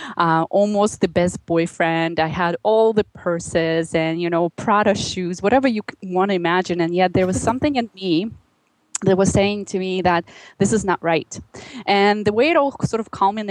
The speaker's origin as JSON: {"language": "English", "town": "Magadan", "region": "Magadan Oblast", "country": "Russia", "tie": "born or raised there", "moved": "as an adult", "lives_now": "Canada", "said": "I grew up in Russia in a very small town called Magadan."}